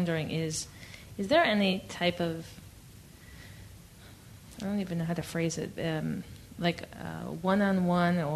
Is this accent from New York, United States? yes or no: yes; New York, United States; I'm actually from New York